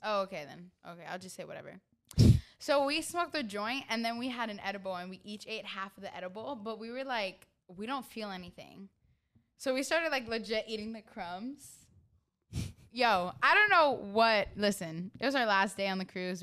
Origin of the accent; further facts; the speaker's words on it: New York, United States; I'm from New York